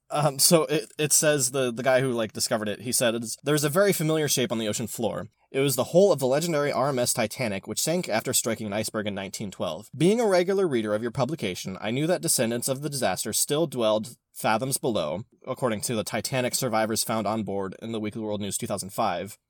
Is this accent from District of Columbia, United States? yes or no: no; California, United States; I'm from California